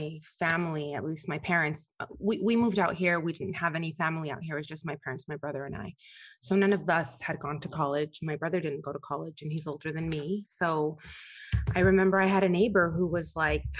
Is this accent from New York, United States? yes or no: no; La Puente, California, United States; I am from La Puente, California.